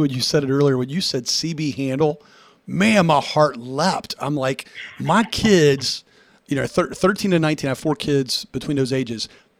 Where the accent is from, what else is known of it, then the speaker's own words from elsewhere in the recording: Nashville, Tennessee, United States; moved away; I grew up in Nashville for a number of years